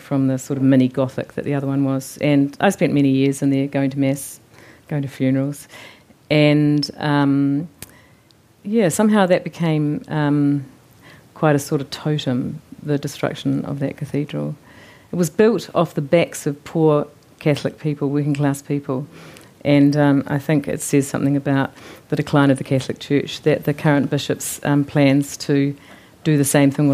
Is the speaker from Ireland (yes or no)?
no; Christchurch, Canterbury, New Zealand; moved away as an adult; now in Wellington, New Zealand; Christchurch as a place has always been stitched to family and all the detail of my growing up